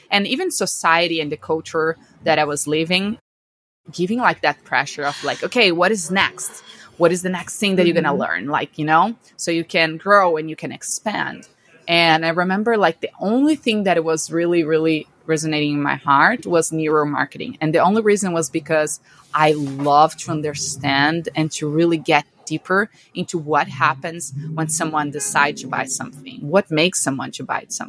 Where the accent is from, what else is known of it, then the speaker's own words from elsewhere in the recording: Brazil; moved away as an adult; now in United States; I'm from Brazil, born and raised in Brazil my whole life